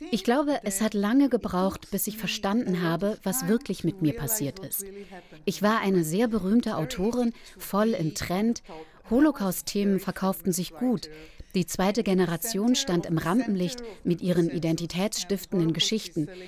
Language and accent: German; Israel; born there; Ich bin dagegen in Israel geboren und war mir sicher, dass meine Wurzeln klar dort, an dem einen Ort waren.